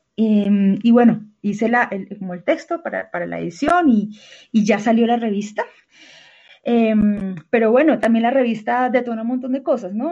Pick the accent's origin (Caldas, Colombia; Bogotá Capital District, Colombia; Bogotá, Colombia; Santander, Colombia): Santander, Colombia; Bucaramanga; now in Bogotá, Colombia; yo, yo soy de Bucaramanga, ¿no? Y en Bogotá vivo desde el dos mil once.